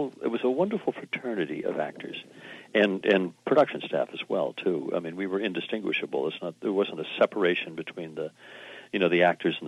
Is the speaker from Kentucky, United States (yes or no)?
no; Kittery, Maine, United States; when I grew up and when in Kittery, Maine there.